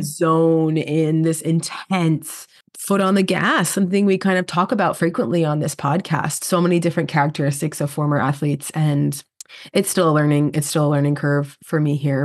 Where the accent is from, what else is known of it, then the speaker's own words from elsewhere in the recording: New York, United States; I'm a New Yorker